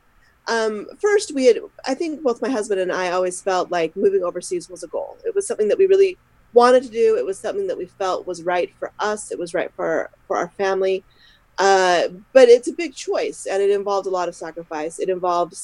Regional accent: Utah, United States; moved away as an adult; now in Scotland, United Kingdom; I'm originally from Utah

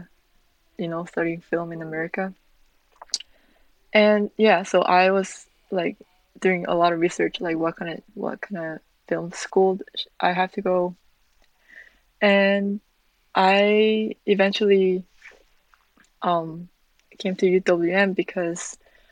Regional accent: South Korea; moved away as an adult; also born or lived in Milwaukee, Wisconsin; I'm born and raised in Korea

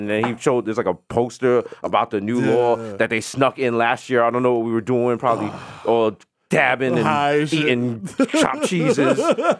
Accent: New York City, New York, United States; I'm from the Bronx.

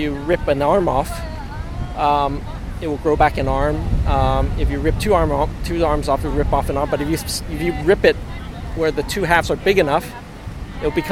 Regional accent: Hong Kong; moved away; we're originally from Hong Kong, so in Hong Kong we learned to, and also when I was younger, I learned about marine invertebrates.

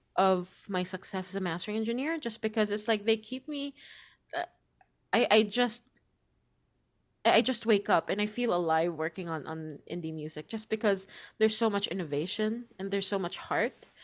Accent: Philippines; moved away; my home country

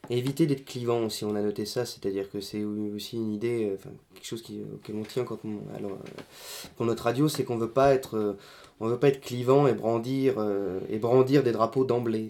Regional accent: Lorraine, Grand Est, France; nous sommes Lorrain, donc euh, nous mettons toujours en avant la Lorraine

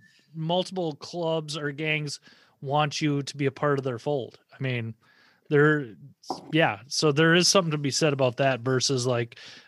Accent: Minnesota, United States; I come from Minnesota.

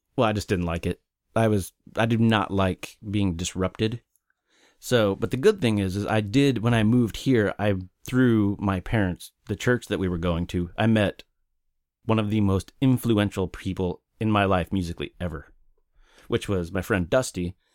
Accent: Oklahoma City, Oklahoma, United States; also born or lived in Wichita, Kansas; I moved from Kansas when I was eight or nine to Oklahoma City

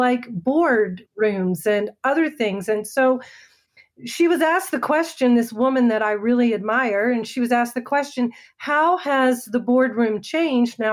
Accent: Maryland, United States; now in Northern Virginia, United States; I'm an East Coast girl, born and raised in Maryland, and my home is Virginia

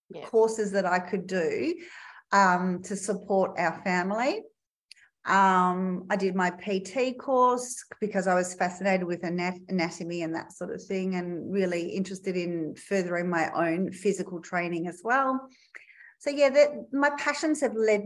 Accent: Melbourne, Victoria, Australia; moved away as an adult; now in Perth, Australia; I grew up in Melbourne, Victoria

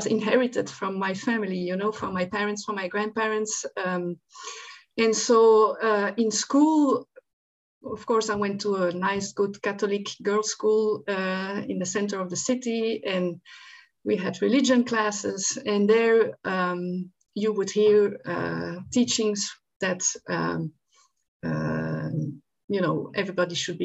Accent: Antwerp, Flanders, Belgium; moved away; I grew up in Antwerp, Belgium, not far from Antwerp.

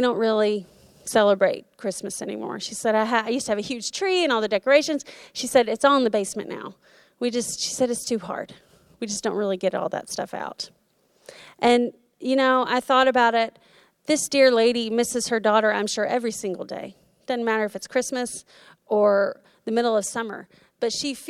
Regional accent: Florida, United States; moved away; we went to my hometown in Florida

